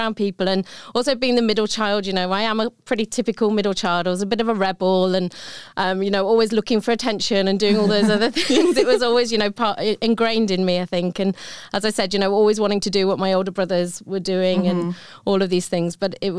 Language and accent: English; Sutton Coldfield, West Midlands, United Kingdom; So I'm from the UK, as you might be able to tell from my accent. And we grew up in a town just north of Birmingham called Sutton Coldfield.